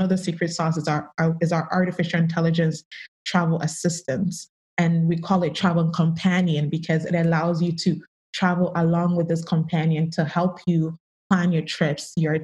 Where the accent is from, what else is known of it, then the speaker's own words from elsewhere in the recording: Canada; I grew up in Canada.